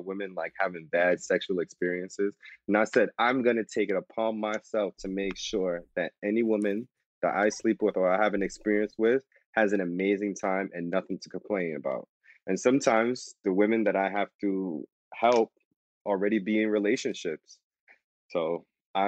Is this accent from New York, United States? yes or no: yes; New York City, New York, United States; also born or lived in Jamaica; now in Long Island, United States; I was born in Jamaica, raised in Brooklyn